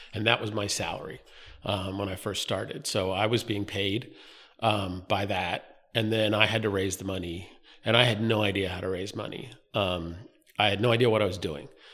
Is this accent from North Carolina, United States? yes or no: yes; North Carolina, United States; moved away as an adult; also born or lived in Philadelphia; now in Wilmington, United States; I grew up in North Carolina.